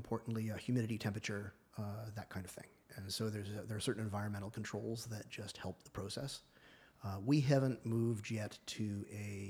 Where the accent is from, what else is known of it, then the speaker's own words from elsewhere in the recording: Tennessee, United States; moved away; I was born in Tennessee.